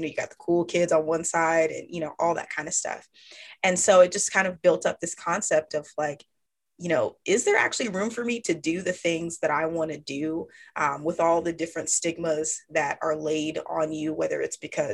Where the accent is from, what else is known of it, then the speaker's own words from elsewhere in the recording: Dallas-Fort Worth area, Texas, United States; now in Austin, United States; I am a Texas girl born and raised. I currently reside in Austin, Texas, but I grew up in the Dallas-Fort Worth area.